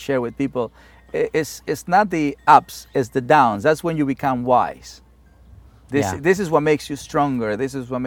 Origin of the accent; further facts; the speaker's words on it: Mexico; English is a second language; also born or lived in Inglewood, California; now in United States; the Mexican guy